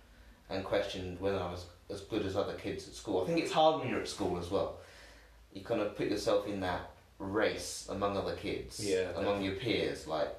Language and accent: English; Reading, South East England, United Kingdom; also born or lived in Tower Hamlets, London; I can't really call myself a Cockney. I don't think it qualifies. I don't think 3 weeks somewhere actually qualifies. So I've been in Reading since I was 3 months old.